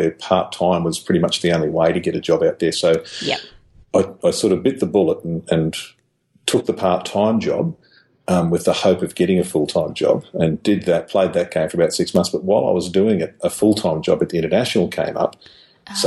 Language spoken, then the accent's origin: English; Cumnock, New South Wales, Australia; also born or lived in Toowoomba; now in Brisbane, Australia; my hometown, which is Cumnock, down in western New South Wales